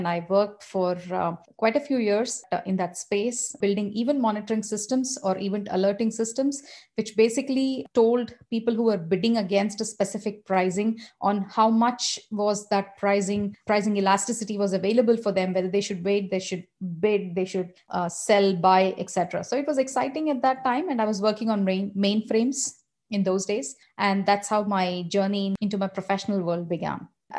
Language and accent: English; Hyderabad, Telangana, India; And I come from Hyderabad. I was born and brought up